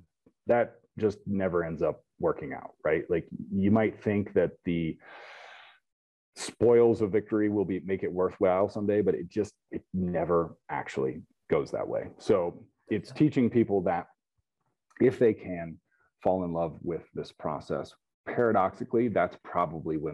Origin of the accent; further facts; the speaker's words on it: Topeka, Kansas, United States; I grew up near Topeka, Kansas